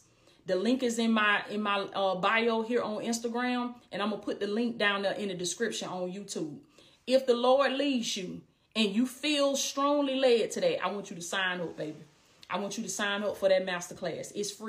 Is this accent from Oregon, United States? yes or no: no; Blakely, Georgia, United States; I came from Blakely, Georgia, a small town in Southwest Georgia, baby. I came from Blakely, Georgia, little bitty town that don't nobody know nothing about, little bitty down south country girl.